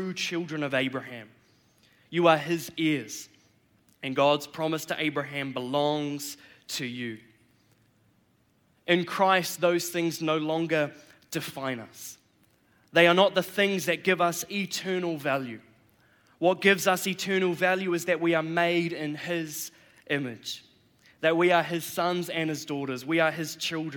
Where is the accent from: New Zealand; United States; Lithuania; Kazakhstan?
New Zealand; I'm a Kiwi. I was born here in New Zealand, born and raised